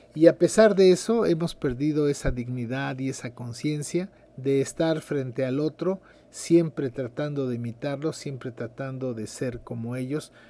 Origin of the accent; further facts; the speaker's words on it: Mexico